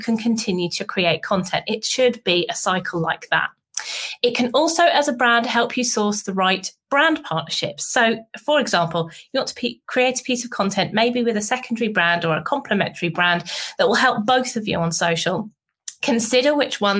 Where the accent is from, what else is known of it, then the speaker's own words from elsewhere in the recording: United Kingdom; being a Brit